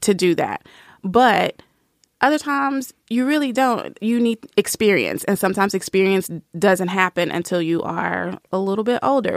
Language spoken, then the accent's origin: English; Nashville, Tennessee, United States; I grew up in the South. I'm from Nashville